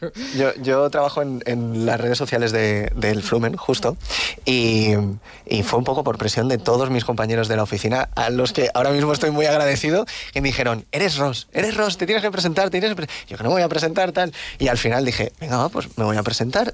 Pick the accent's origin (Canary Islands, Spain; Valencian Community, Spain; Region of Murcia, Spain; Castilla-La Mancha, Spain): Valencian Community, Spain; como actores valencianos, elenco valenciano